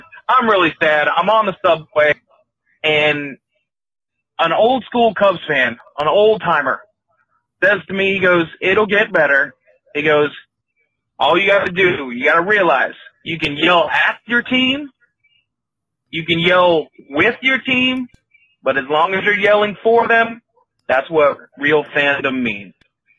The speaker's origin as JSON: {"language": "English", "country": "United States", "moved": "yes", "lives_now": "Chicago, United States", "said": "I was originally from Carolina, so whatever"}